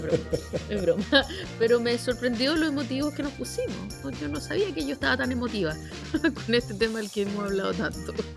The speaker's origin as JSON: {"language": "Spanish", "town": "Santiago", "region": "Santiago Metropolitan Region", "country": "Chile", "tie": "born or raised there", "said": "Y yo que soy santiaguina de corazón, eh, me, llenó de, alegría y de orgullo como no recuerdo en Santiago. Eh, vivo en Santiago desde que nací"}